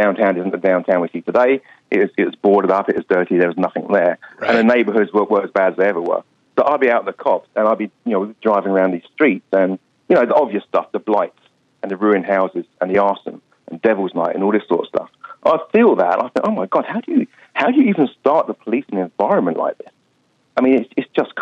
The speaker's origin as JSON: {"language": "English", "town": "Harrow", "region": "London", "country": "United Kingdom", "moved": "as an adult", "said": "I'm from Harrow"}